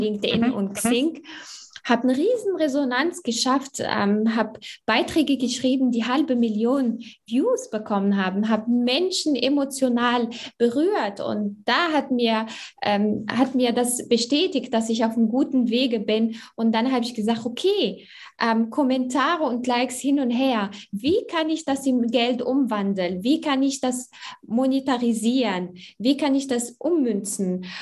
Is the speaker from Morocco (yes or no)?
yes; Morocco; also born or lived in Germany; now in Essen, Germany; Also ich bin in Marokko geboren und aufgewachsen und bin äh, mit jungen äh, Jahren hier nach Deutschland gekommen